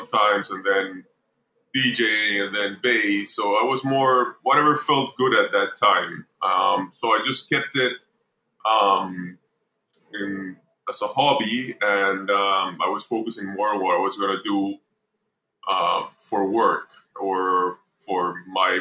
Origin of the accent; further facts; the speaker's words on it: Panama; I was born here in Panama